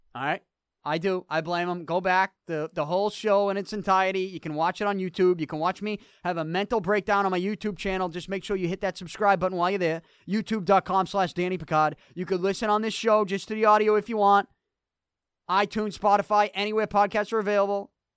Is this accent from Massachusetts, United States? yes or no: yes; Boston, Massachusetts, United States; I'm from Boston